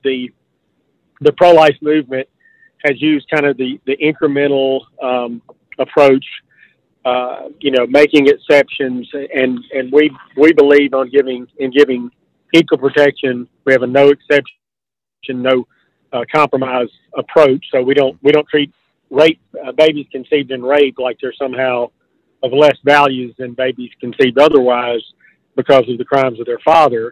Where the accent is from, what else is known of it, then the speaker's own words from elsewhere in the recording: Mississippi, United States; my home state of Mississippi